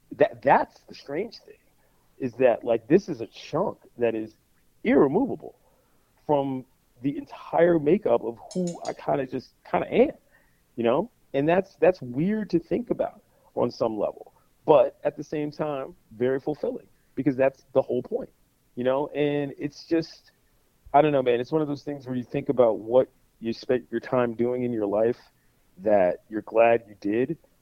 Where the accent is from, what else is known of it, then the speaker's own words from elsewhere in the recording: Washington, District of Columbia, United States; being from DC